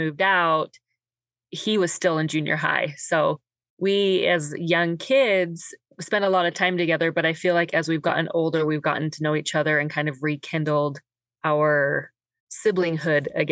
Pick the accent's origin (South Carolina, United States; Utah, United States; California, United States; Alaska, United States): Utah, United States; Midvale; also born or lived in Idaho / Eagle Mountain, Utah; moved here when I was 2 and been here ever since